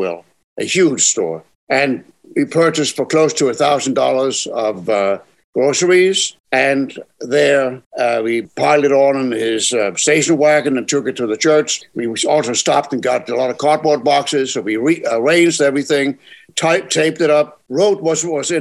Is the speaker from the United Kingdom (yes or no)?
no; Germany; now in Hudson Valley, United States; in the 40s, late 40s, born and raised in Germany